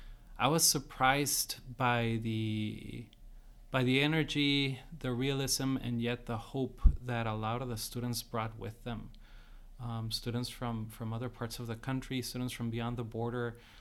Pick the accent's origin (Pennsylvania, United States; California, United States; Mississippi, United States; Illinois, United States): California, United States; San Diego; also born or lived in Tijuana, Mexico; So I'm from San Diego, Tijuana, Mexicali, Imperial. So from this region